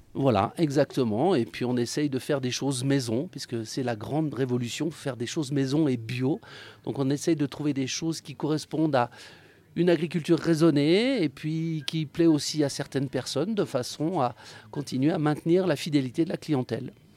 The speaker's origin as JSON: {"language": "French", "area": "Savoie", "region": "Auvergne-Rhône-Alpes", "country": "France", "tie": "born or raised there", "said": "je suis un enfant des stations, mademoiselle. Je suis né en station. Je suis un petit Savoyard"}